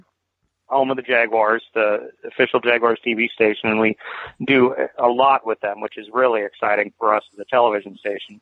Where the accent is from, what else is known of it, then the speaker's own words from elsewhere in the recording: the Northwest, Pacific Northwest, United States; moved away as an adult; now in Jacksonville, United States; I'm from the Northwest